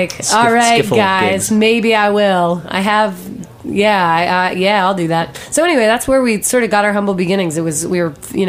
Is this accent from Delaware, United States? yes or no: yes; Delaware, United States; now in New York, United States; I grew up in Delaware.